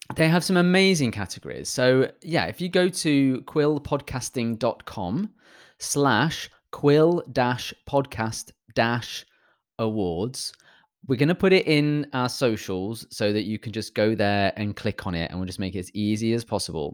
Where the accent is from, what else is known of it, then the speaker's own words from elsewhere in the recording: United Kingdom; I'm British